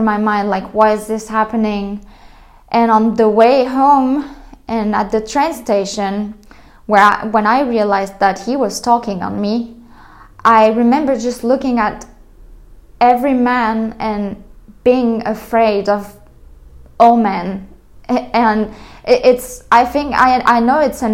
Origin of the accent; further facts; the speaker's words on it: France; moved away; I was coming from France